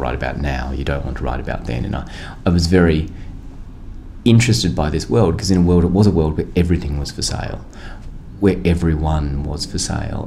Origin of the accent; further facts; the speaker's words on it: Australia; as an Australian